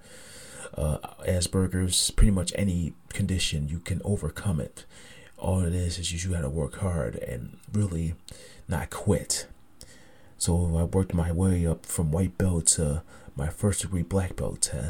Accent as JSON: {"language": "English", "town": "Niagara Falls", "region": "New York", "country": "United States", "tie": "born or raised there", "said": "my hometown of Niagara Falls, New York"}